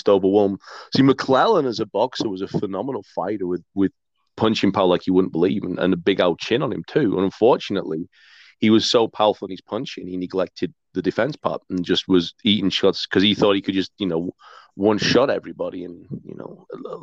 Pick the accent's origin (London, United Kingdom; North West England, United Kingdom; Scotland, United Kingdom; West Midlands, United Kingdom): North West England, United Kingdom; Hyde; now in Calgary, Canada; that's my hometown